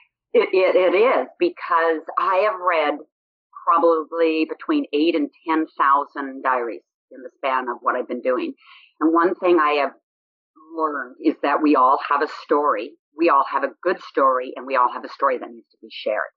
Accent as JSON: {"language": "English", "town": "Boise", "region": "Idaho", "country": "United States", "tie": "born or raised there", "said": "I was born in Boise, Idaho in 1957"}